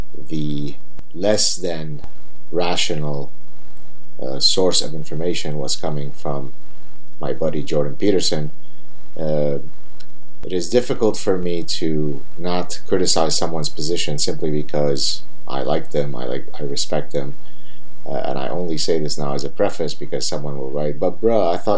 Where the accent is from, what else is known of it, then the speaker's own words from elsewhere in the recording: Lebanon; I'm from Lebanon and I'm Jewish